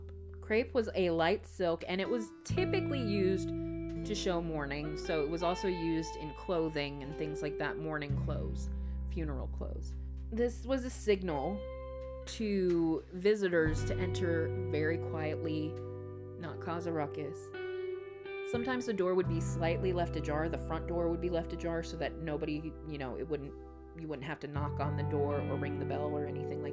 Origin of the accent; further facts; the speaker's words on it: Texas, United States; as a Texan, as a person who has survived, barely, Texas summers